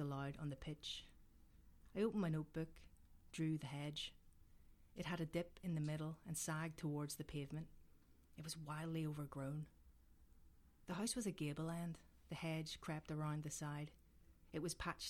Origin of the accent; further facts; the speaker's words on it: Belfast, Northern Ireland, United Kingdom; I grew up in North Belfast